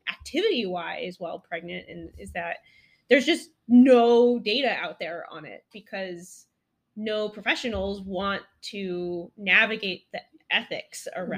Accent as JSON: {"language": "English", "region": "Colorado", "country": "United States", "tie": "born or raised there", "also_born_or_lived": "Walla Walla, Washington", "moved": "as an adult", "lives_now": "Rochester, United States", "said": "I grew up in Colorado doing eclectic things with my family, telemark skiing in the backcountry, going hut to hut"}